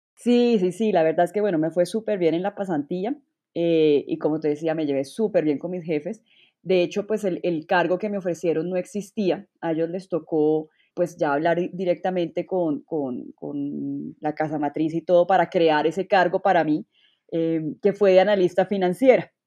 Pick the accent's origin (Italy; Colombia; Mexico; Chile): Colombia; moved away as an adult; me devolví a Colombia, o sea, efectivamente me devolví a Colombia